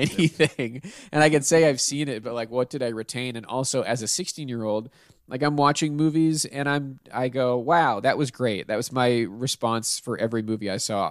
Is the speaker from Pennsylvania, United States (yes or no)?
yes; Pittsburgh, Pennsylvania, United States; moved away; I'm from Pittsburgh